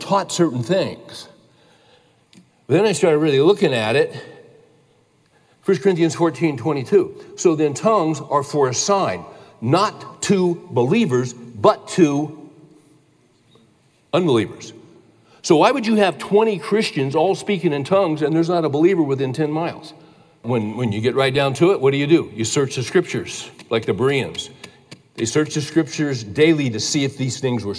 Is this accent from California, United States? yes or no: yes; California, United States; I grew up in California